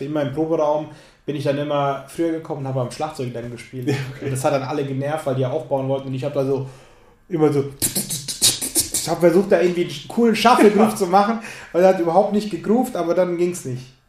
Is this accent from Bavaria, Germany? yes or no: yes; Lower Franconia, Bavaria, Germany; accent: rolling R; ich komme aus Unterfranken äh, habe ein rollendes R